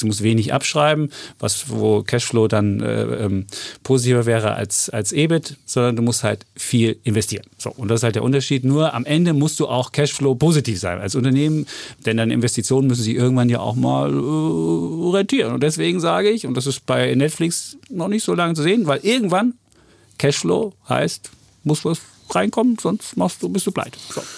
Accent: East Germany, Germany; als Ossi

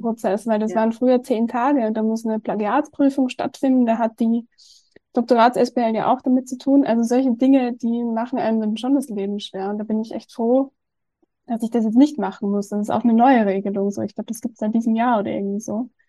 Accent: Austria; ich komme ja aus Österreich

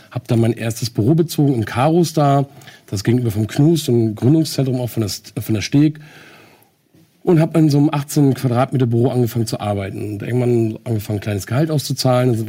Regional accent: Henstedt-Ulzburg, Schleswig-Holstein, Germany; Ich bin aufgewachsen im Kreis Segeberg, geboren in Henschel-Ulzburg.

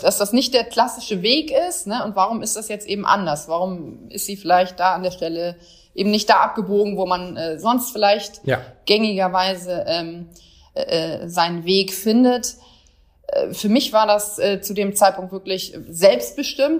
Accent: Bremerhaven, Bremen, Germany; Eine waschechte Norddeutsche, bin in Bremerhaven groß geworden.

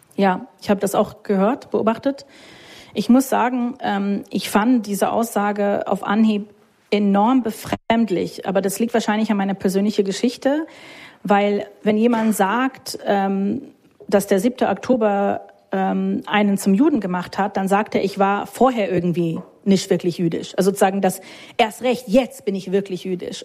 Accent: United States; German is a second language; moved away as an adult; also born or lived in Munich (family origin); now in Berlin, Germany; Ich bin Amerikanerin

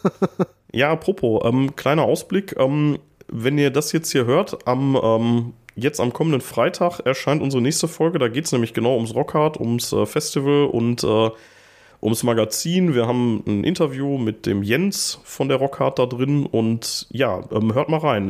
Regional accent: Gladbeck, North Rhine-Westphalia, Germany; moved away; ich komme aus äh, Zwickel ursprünglich

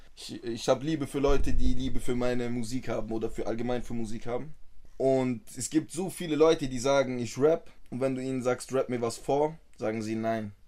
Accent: Tübingen / Stuttgart area, Baden-Württemberg, Germany; Ich bin hier geboren

